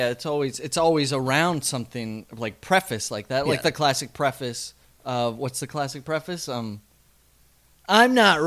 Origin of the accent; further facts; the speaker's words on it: Midwest, United States; moved away; where we grew up in the Midwest.